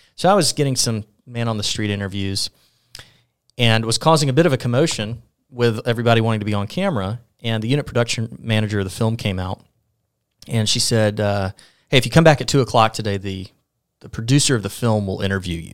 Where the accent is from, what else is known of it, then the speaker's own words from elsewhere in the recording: Mobile, Alabama, United States; now in Sylacauga, United States; born in Mobile, born and raised